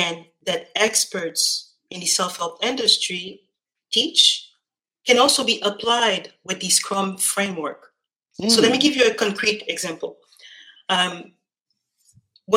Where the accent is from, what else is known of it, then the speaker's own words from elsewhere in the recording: Montreal, Quebec, Canada; I'm from Montreal, Canada. My parents are really originally from Haiti.